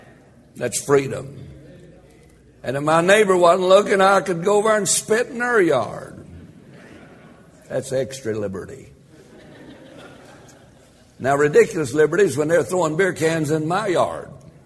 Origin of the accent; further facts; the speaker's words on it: United States; I'm glad I was born in America.